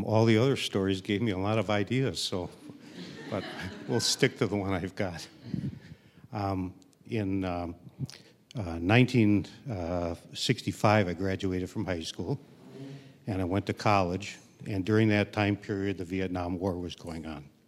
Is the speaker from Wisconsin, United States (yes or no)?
yes; Milwaukee, Wisconsin, United States; moved away as an adult; also born or lived in Canada; I grew up in Milwaukee